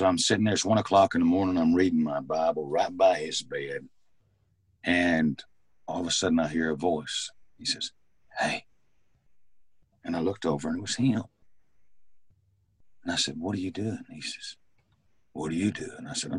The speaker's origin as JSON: {"language": "English", "region": "Mississippi", "country": "United States", "tie": "born or raised there", "also_born_or_lived": "Mobile, Alabama"}